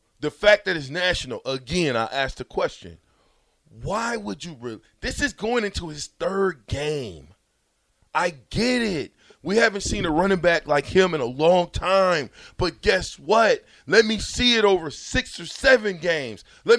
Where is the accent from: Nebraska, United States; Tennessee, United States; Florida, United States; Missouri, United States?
Nebraska, United States; Omaha; I'm from Omaha.